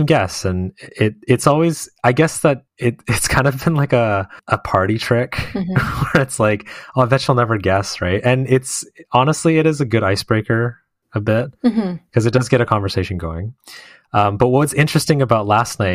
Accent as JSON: {"language": "English", "country": "Canada", "tie": "born or raised there", "said": "growing up in Canada and, you know, having all these friends that also, you know, grew up here"}